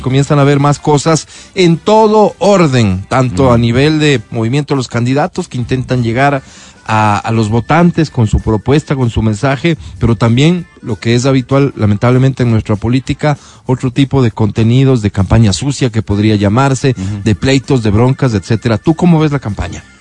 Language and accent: Spanish; Ecuador; como, como ecuatorianos